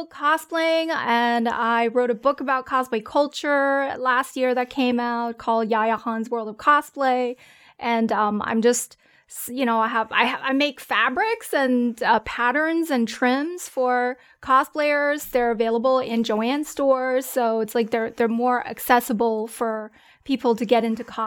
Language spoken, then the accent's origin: English; Germany; English is a second language; also born or lived in China; I was born in China, raised in Germany